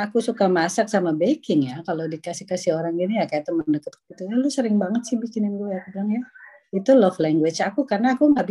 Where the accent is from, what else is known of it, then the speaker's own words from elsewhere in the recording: Indonesia; now in Netherlands; Aku yang baru datang dari Indonesia kan kejut-kejut tahun 95 ya.